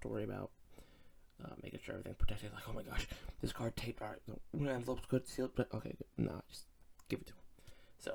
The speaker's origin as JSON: {"language": "English", "area": "Back Mountain", "region": "Northeast Pennsylvania", "country": "United States", "said": "I'm from Northeast Pennsylvania, a little section called the Back Mountain"}